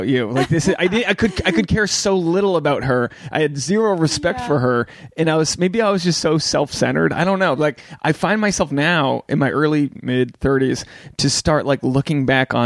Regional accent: New England, United States; I'm from New England

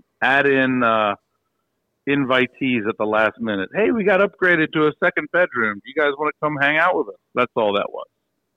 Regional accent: Frederick, Maryland, United States; my hometown of Frederick

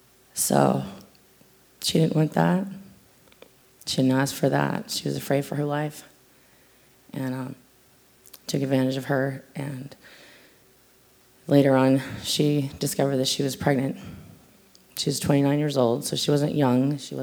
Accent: California, United States; moved away; also born or lived in North Dakota / South Dakota / Colorado; Where I come from, a lot of places. I'm originally from California. Then I moved to North Dakota, then I moved to South Dakota, then I moved to Colorado, and then we moved here.

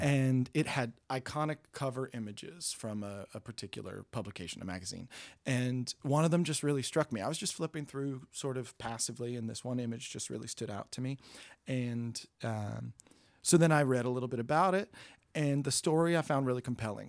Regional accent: New York, United States; now in Hollywood, United States; I'm from New York.

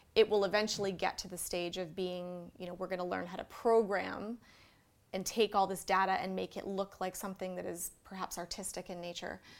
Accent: Vancouver, British Columbia, Canada; I was born and raised in Vancouver

